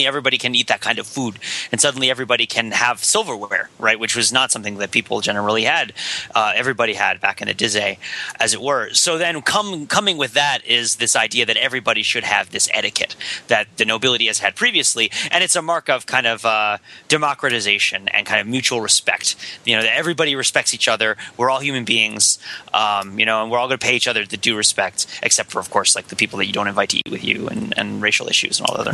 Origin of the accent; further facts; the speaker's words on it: New Jersey, United States; in my town, which is kind of in my hometown, kind of an older town in New Jersey